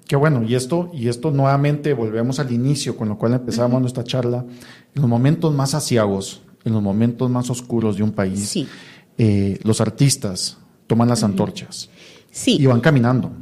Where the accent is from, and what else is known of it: Guatemala